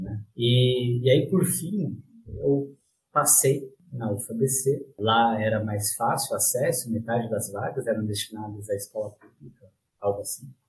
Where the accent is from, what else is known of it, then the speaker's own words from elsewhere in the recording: Diadema, São Paulo, Brazil; eu sou de Diadema, aqui na, na Grande São Paulo